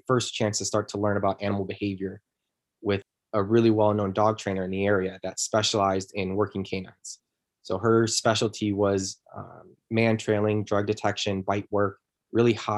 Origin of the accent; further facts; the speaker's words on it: Chicago, Illinois, United States; moved away as an adult; also born or lived in California; I'm originally from Chicago